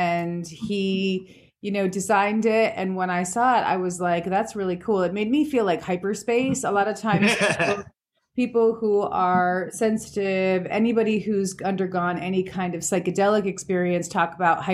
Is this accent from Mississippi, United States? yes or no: no; Pennsylvania, United States; now in Anchorage, United States; I'm originally from Pennsylvania